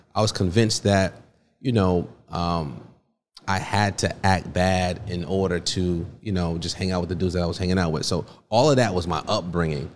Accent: Stamford, Connecticut, United States; also born or lived in Port-au-Prince, Haiti; I was born in Port-au-Prince, Haiti, raised in Stamford, Connecticut

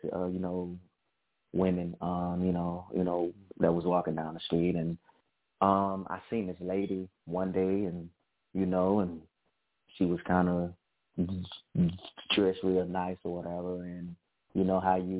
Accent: Hattiesburg, Mississippi, United States; I'm from the state of Mississippi. As a matter of fact, I'm from Hattiesburg

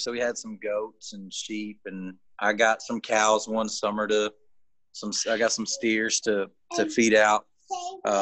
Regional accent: Gilmer, Texas, United States; also born or lived in Nashville / Austin; we moved to Gilmer, which is my hometown area where I grew up

